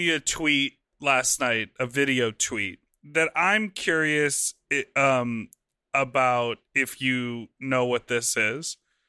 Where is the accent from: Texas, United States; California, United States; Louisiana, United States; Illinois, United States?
Illinois, United States; outside of Chicago; because I grew up outside of Chicago